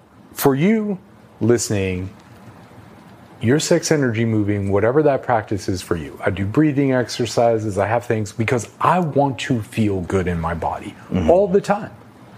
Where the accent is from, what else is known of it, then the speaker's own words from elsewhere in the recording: New York City, New York, United States; I grew up in New York City.